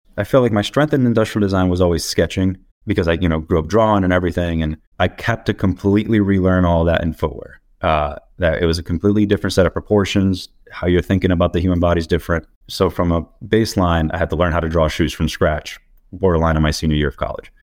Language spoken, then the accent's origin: English; Dominican Republic; now in Portland, United States; I'm from the Dominican Republic, but currently based out of Portland.